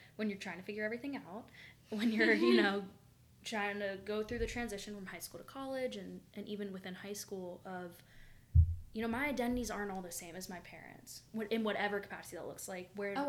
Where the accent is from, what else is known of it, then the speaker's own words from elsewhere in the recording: the South, United States; And growing up in the South, I had so many friends that it broke my heart, honestly.